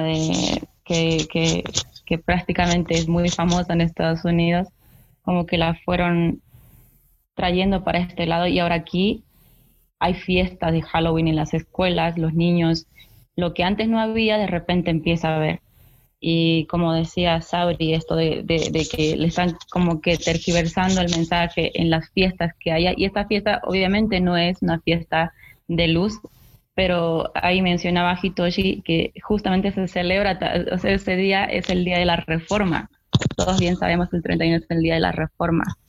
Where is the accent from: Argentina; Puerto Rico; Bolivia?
Bolivia; aquí en mi país, en Bolivia